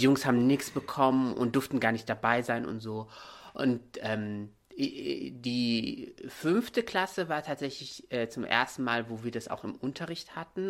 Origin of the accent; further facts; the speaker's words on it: Morocco; moved away as an adult; now in Germany; Ich bin hier in Deutschland geboren, teilweise aufgewachsen, ab, ab dem siebten Lebensjahr dann in Marokko